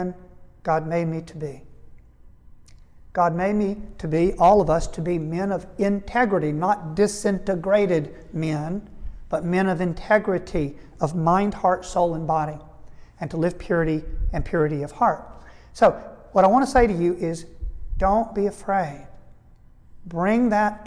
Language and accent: English; United States; We grew up in the United States.